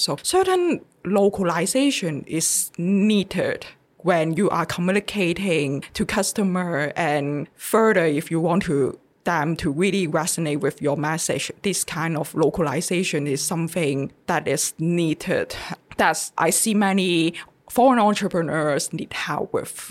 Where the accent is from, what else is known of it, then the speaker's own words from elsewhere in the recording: Hong Kong; moved away as an adult; now in Taiwan; I'm come from Hong Kong and the way how we Hong Kongers read and write Chinese